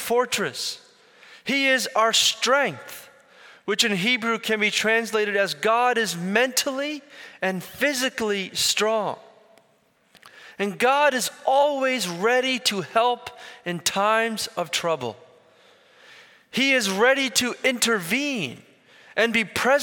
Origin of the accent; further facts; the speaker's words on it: Philadelphia, Pennsylvania, United States; Born and raised in Philly, but I grew up in an Indian community